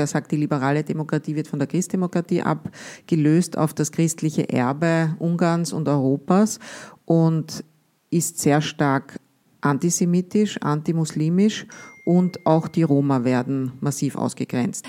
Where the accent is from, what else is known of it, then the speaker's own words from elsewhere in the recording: Austria; wir als Österreicher